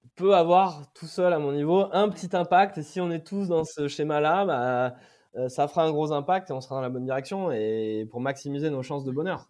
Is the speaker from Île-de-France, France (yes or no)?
no; Brive-la-Gaillarde, Nouvelle-Aquitaine, France; je suis même de Brive-la-Gaillarde